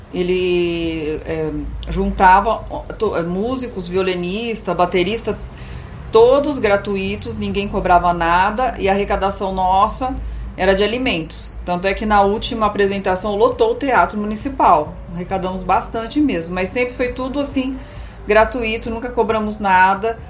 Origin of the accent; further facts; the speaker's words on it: Bauru, São Paulo, Brazil; nasci aqui em Bauru